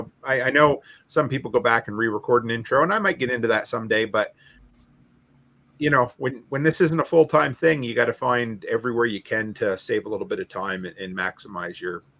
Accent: East Coast, United States; I grew up on the East Coast.

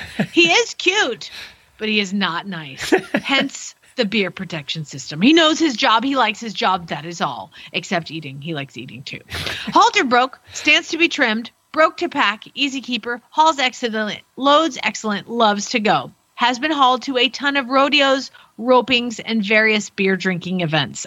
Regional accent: Georgia, United States; accent: southern; now in Norman, United States; I'm from Georgia

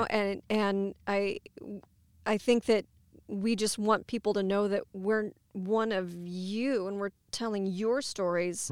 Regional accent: Ottumwa, Iowa, United States; also born or lived in Cedar Rapids, Iowa / Columbia, Missouri; I'm native to Iowa. I grew up in Ottumwa.

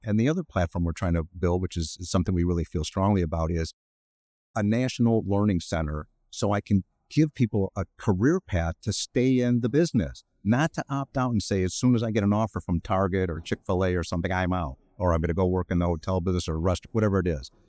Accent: Cleveland, Ohio, United States; moved away as an adult; now in Chicago, United States; I'm from Cleveland originally

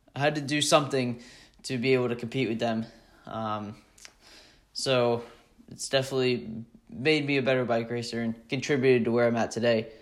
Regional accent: Mount Airy, Maryland, United States; I'm from Mount Airy, Maryland.

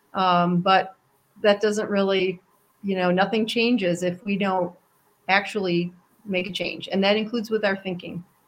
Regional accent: New York, United States; I grew up in New York State

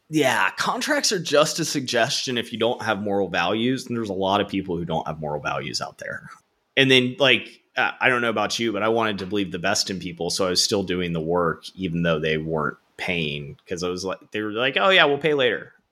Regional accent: Florida, United States; born and raised in Florida, went to Florida State for college

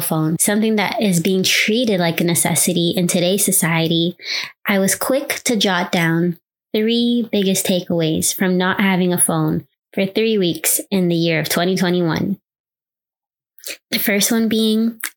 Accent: New York City, New York, United States; growing up in New York City, being on public transportation with no cell phone

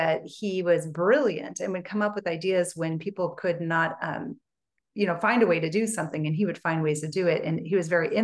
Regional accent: Portland, Oregon, United States; also born or lived in Colorado; now in Northern California, United States; I grew up in Portland, Oregon

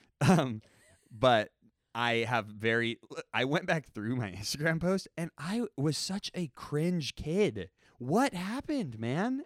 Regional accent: United States; I'm an American

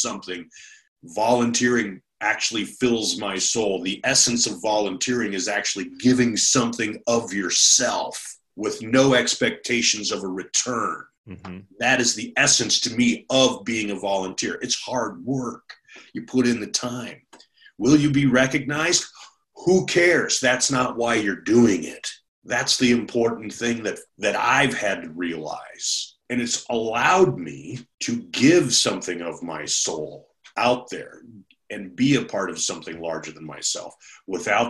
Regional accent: Minnesota, United States; also born or lived in California; now in Jackson, United States; being a Minnesotan

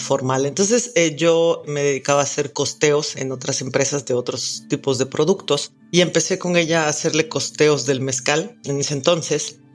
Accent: Oaxaca, Mexico; soy oaxaqueña

